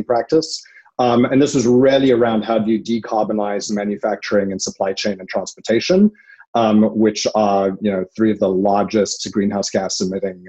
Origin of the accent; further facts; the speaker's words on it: South Africa; moved away as an adult; now in Oakland, United States; I'm South African and I come from a very sort of large industry there around mining and industrial tech